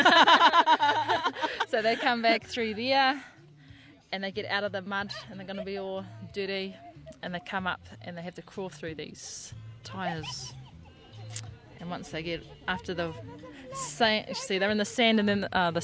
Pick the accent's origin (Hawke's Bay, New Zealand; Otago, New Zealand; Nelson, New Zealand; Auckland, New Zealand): Hawke's Bay, New Zealand; Porangahau; I'm from Porangahau.